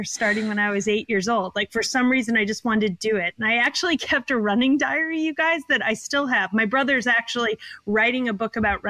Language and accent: English; Germany; also born or lived in Italy; Actually, both my parents were in the military, and I was lucky enough to travel around the world. So I grew up in Germany and Italy.